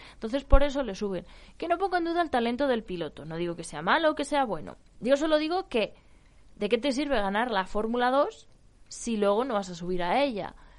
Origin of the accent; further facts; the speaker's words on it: Ávila, Castile and León, Spain; also born or lived in Valladolid; Soy vallesoletana de nacimiento y abulense de crianza